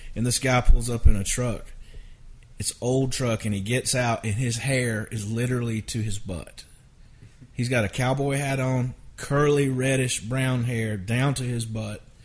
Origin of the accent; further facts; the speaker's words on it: Valdosta, Georgia, United States; moved away as an adult; now in Nashville, United States; I grew up in Valdosta, Georgia